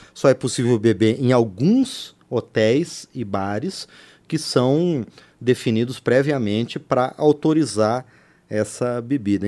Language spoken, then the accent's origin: Portuguese; interior of Paraná, Brazil; moved away; o estádio lá da minha terra, no interior do Paraná